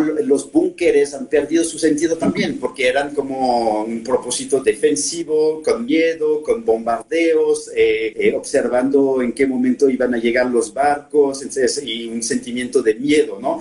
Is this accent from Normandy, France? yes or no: yes; Normandy, France; Spanish is a second language; moved away as an adult; also born or lived in Paris, France; now in Mexico; soy francés normando, ¿no? Entonces, eh, adentro de, mi identidad vive como la parte normanda y en Normandía pues, vengo de un pueblo de 1500 habitantes. Eh, he pasado 18 años de mi vida en ese pueblo